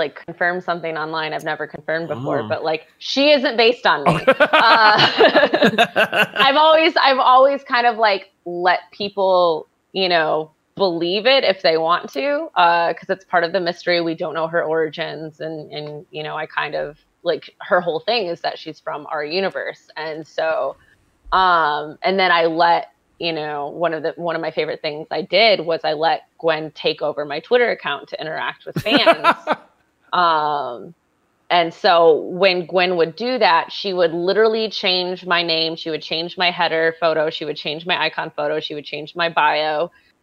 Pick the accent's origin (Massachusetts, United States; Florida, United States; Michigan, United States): Michigan, United States; now in New York, United States; So I'm from Michigan originally